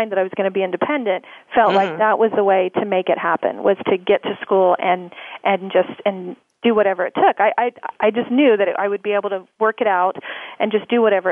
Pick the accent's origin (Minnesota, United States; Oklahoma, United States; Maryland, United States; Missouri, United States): Oklahoma, United States; I grew up in Oklahoma. I'm an Oklahoma girl